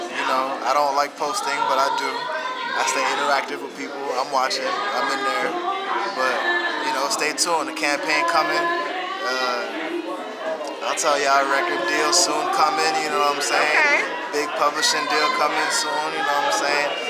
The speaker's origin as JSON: {"language": "English", "region": "South Florida", "country": "United States", "tie": "born or raised there", "also_born_or_lived": "Montreal, Canada", "said": "I'm from Montreal, Canada. Oh, okay. That's where I was born. I grew up in South Florida."}